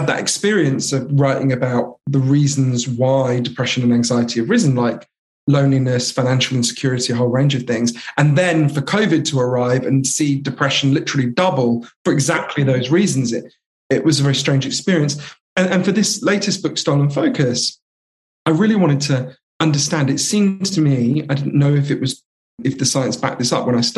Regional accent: London, United Kingdom; also born or lived in United States; I grew up here in London

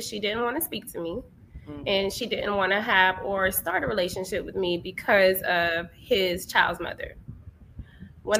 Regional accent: Jacksonville, Florida, United States; moved away as an adult; now in Miami, United States; I'm from Jacksonville, Florida

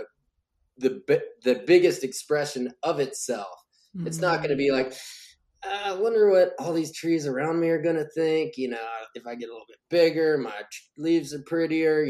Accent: Kentucky, United States; now in Nashville, United States; I came to Nashville, which is where I'm, you know, originally from this area, like, 'cause I'm from Kentucky across the border

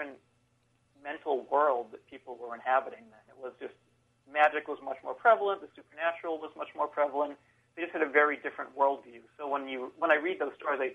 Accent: Haverhill, Massachusetts, United States; I grew up in Haverhill, Massachusetts

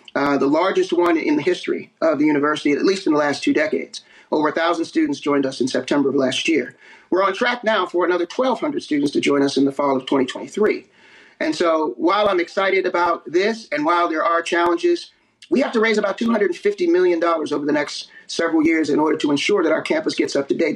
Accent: East Coast, United States; moved away; I'm from the East Coast

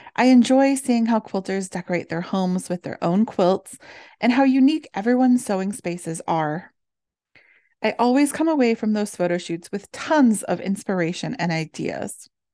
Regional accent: Midwest, United States; Growing up in the Midwest

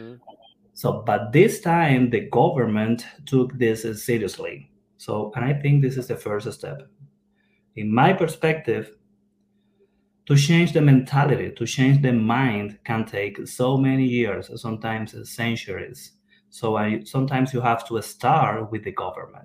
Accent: Cuba; moved away as an adult; now in Kentucky, United States; I have 10 years, almost 10 years living here in the United States, but I was born in Cuba.

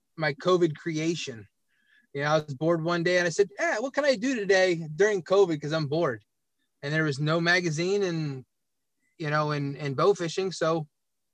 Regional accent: Williamsport, Pennsylvania, United States; also born or lived in Harrisburg, Pennsylvania; I grew up in Williamsport, Pennsylvania, home of the Little League World Series, and I'm a little bit south

